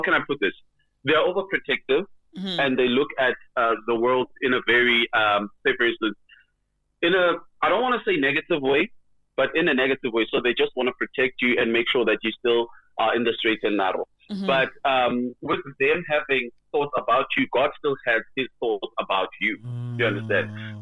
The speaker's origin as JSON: {"language": "English", "town": "Middelburg", "region": "Mpumalanga", "country": "South Africa", "tie": "born or raised there", "said": "Born in Middleburg in 1988"}